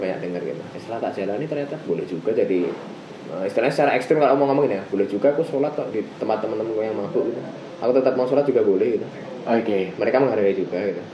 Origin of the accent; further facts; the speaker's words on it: Yogyakarta, Special Region of Yogyakarta, Indonesia; moved away as an adult; also born or lived in Jakarta; now in Bogor, Indonesia; aku orang Jogja yang lahir dan sampai ke di Jogja